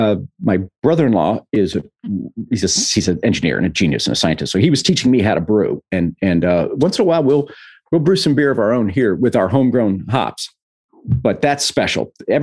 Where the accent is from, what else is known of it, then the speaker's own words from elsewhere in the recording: Texas, United States; moved away; for a small town boy in Texas